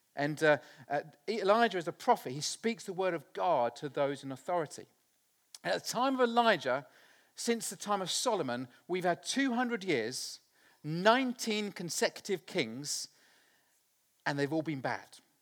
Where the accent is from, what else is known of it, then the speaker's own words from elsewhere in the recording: Littleport, East of England, United Kingdom; I was born in Littleport in Cambridgeshire, a very small village on the side of the River Ouse